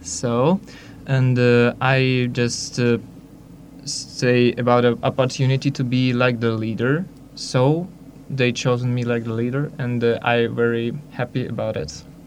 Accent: Minsk, Belarus; I'm from Belarus, Minsk

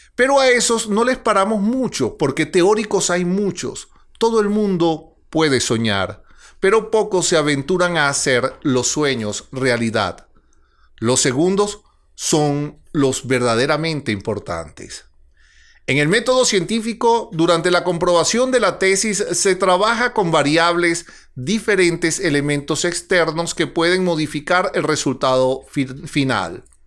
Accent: Venezuela; En Venezuela vivimos

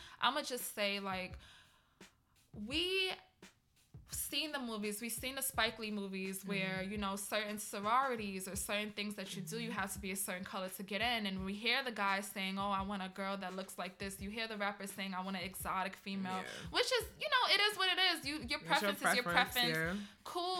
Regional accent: Trinidad & Tobago; And I grew up the same way. You know, I heard little things being Trinidadian here and there, like in Trinidad

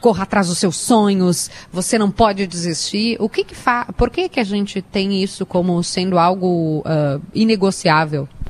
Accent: Sombrio, Santa Catarina, Brazil; Na minha terra, o sombrio, meu avô é campeão é, de bocha

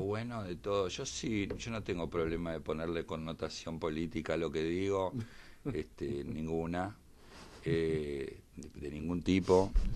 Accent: Argentina; como argentino

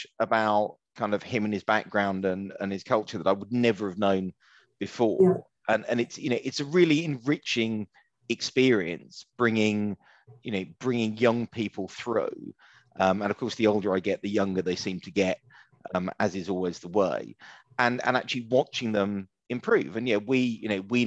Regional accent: Romford, London, United Kingdom; I grew up in Romford

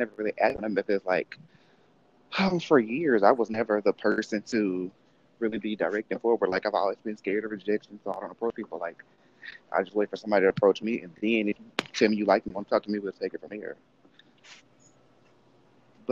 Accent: Mississippi, United States; growing up in Mississippi, and it's out of like 90% of the kids there were black

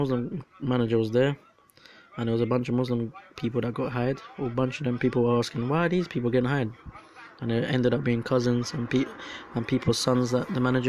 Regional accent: Colombia; I'm from Colombia

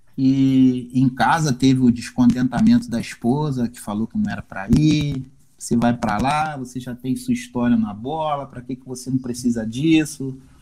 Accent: Belford Roxo, Rio de Janeiro, Brazil; moved away as an adult; also born or lived in Indonesia / Malaysia / Oman; now in Macaé, Brazil; Novinho nas ruas de, de Belfor Roxo, eu sou do, do Rio, da Baixada Fluminense

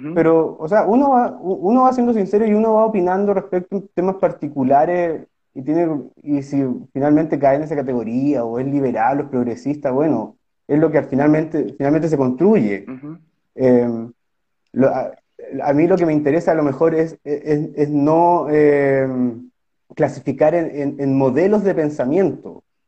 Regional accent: Osorno, Los Lagos, Chile; En Osorno, que mi ciudad natal

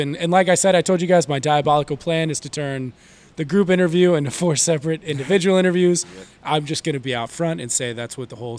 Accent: Texas, United States; We've got America represented, but I'm from Texas, so I feel like that's... like another country.

